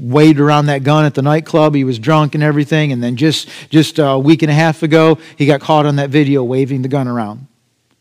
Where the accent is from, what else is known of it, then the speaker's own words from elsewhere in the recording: United States; as an American